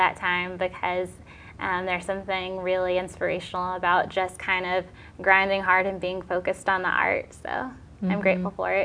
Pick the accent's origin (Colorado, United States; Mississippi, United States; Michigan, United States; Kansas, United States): Mississippi, United States; now in New England, United States; I'm actually originally from Mississippi.